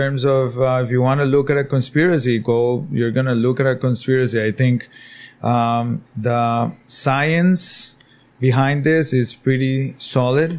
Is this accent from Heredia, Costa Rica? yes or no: no; San José, Costa Rica; now in Nosara, Costa Rica; I'm originally from San Jose